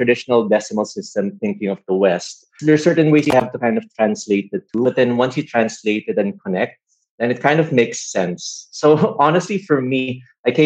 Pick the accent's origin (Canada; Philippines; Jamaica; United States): Philippines; guys like us growing up in the Philippines, wanting to go to good schools and good courses.